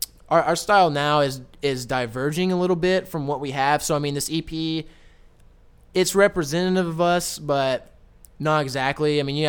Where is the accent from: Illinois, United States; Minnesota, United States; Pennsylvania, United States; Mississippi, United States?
Illinois, United States; Southern; I live in Illinois and I live in Southern Illinois